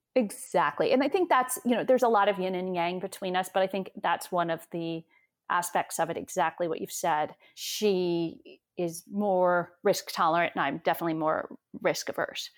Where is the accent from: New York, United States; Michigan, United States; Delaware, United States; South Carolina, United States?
New York, United States; I'm from New York